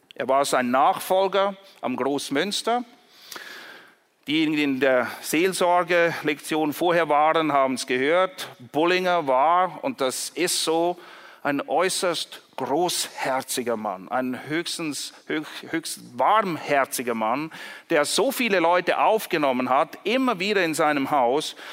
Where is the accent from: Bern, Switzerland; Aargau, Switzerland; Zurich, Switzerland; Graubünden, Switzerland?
Zurich, Switzerland; Ich komme zufälligerweise aus Zürich